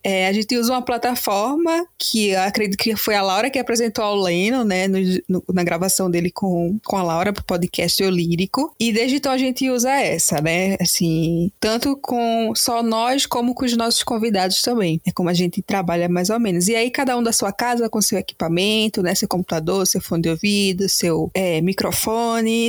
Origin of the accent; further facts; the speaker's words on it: Pernambuco, Brazil; also born or lived in Recife; sou recifense, pernambucana. Eu prefiro dizer que sou pernambucana porque já vivi no interior, já na, vi, nasci na capital, mas vivi no interior.